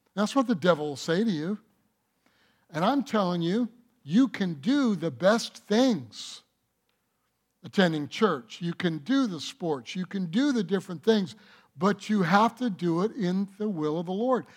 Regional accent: Detroit, Michigan, United States; I was born in Detroit

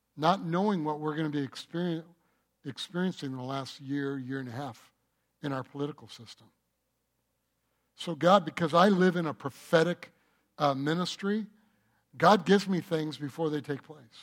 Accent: Michigan, United States; moved away; also born or lived in North Carolina / California; I grew up in Michigan

